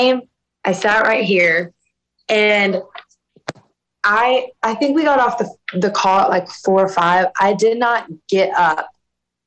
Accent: South Louisiana, United States; growing up in South Louisiana

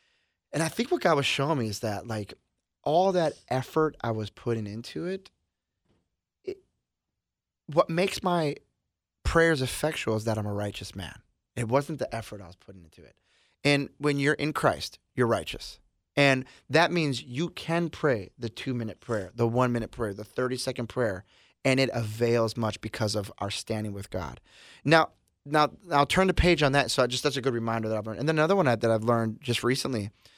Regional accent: Milwaukee, Wisconsin, United States; Yeah, we're from Milwaukee, and they're known for the breweries.

